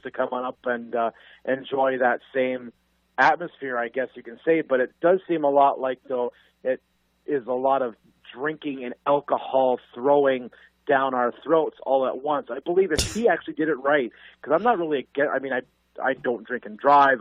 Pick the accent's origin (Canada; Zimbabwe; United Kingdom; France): Canada; strictly Canadian